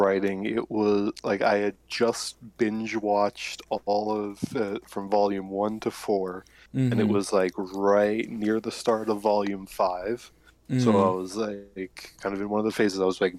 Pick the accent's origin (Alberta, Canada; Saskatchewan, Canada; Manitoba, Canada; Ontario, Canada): Saskatchewan, Canada; I am actually Canadian, born and raised in Saskatchewan. There is nothing to do here, it is just flatlands.